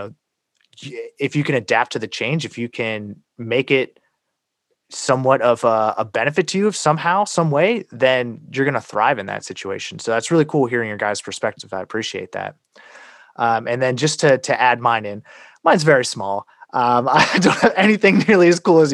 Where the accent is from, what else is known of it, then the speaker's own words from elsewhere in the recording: United States; I was born in America